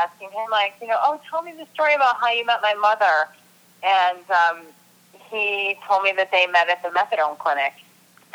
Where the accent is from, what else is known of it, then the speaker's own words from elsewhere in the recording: Rochester, New York, United States; I'm from Rochester, New York. I'm from upstate New York